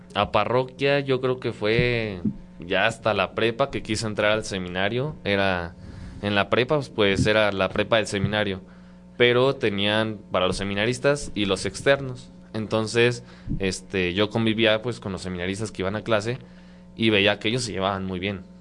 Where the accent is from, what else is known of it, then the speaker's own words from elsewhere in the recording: San Luis Potosí, Mexico; moved away as an adult; soy de San Luis Potosí, tengo 20 años, cumplidos apenas en febrero. Eh, de San Luis Potosí, exactamente de la capital, de ahí mero somos.